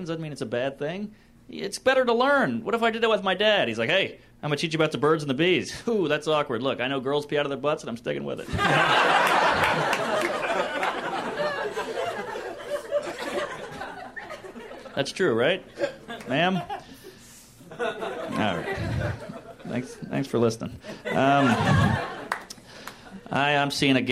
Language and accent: English; the South, United States; I grew up in the South